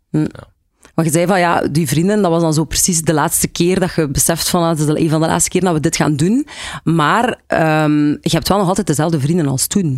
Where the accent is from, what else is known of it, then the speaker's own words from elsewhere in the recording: Lokeren, Flanders, Belgium; bij ons in Lokeren was dat dan De Muze